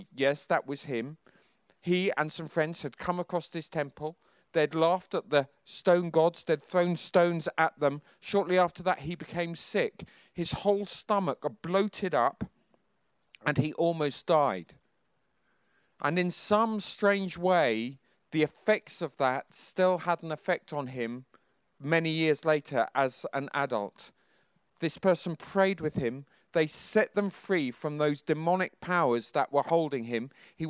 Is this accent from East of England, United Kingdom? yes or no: yes; Bedford, East of England, United Kingdom; After being in Hong Kong, we came to Bedford. It was my hometown.